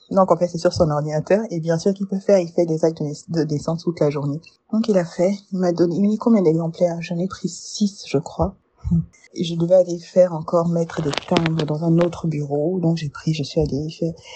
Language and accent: French; Burkina Faso; je suis burkinabé.